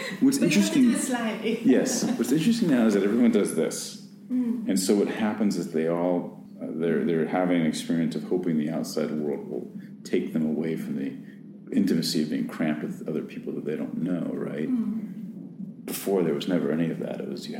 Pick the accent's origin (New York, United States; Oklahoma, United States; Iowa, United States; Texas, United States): New York, United States; New York City; certainly that I experience of being a New Yorker